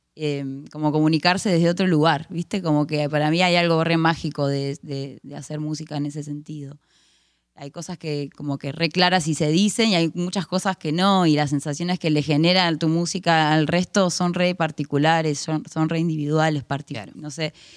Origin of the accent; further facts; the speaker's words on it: La Plata, Buenos Aires Province, Argentina; me encanta La Plata, soy de La Plata, vivo acá hace 31 años.